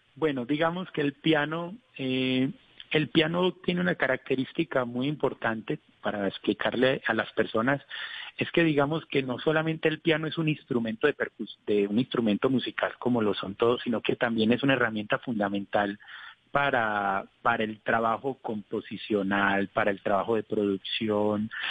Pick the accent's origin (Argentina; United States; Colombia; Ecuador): Colombia; como colombiano